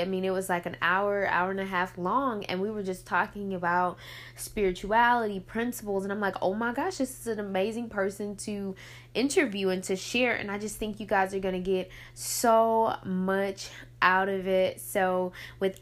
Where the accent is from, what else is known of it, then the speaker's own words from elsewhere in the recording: Picayune, Mississippi, United States; my hometown of Picayune.